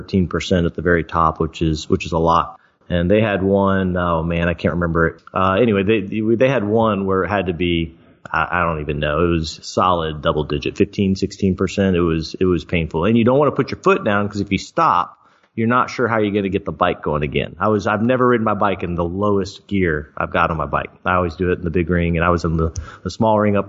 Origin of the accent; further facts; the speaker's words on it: Florida, United States; moved away; I grew up in Florida.